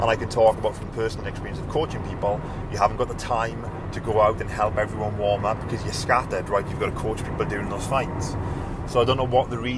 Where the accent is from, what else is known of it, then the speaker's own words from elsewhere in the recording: United Kingdom; I'm British